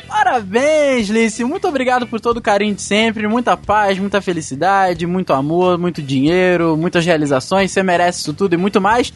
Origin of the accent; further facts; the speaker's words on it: Petrópolis, Rio de Janeiro, Brazil; a gente é de Petrópolis, no Rio de Janeiro